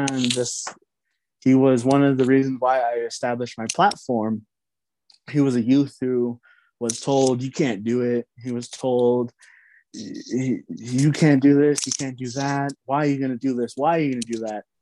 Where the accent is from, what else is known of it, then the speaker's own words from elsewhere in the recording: Red Mesa, Utah, United States; where I'm from the Navajo Reservation. I reside in Red Mesa, Utah